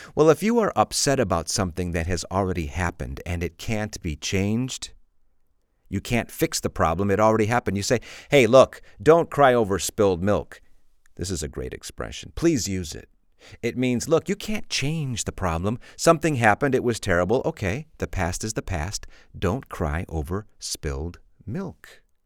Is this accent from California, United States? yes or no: no; Illinois, United States; moved away as an adult; now in Spain; I'm from Illinois, which is a very flat state